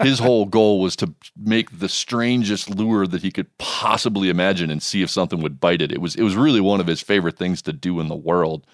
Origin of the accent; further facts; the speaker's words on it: Montana, United States; my home state